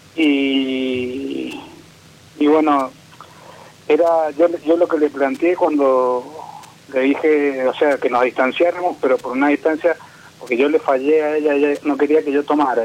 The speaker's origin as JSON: {"language": "Spanish", "region": "Mendoza", "country": "Argentina", "said": "De Mendoza"}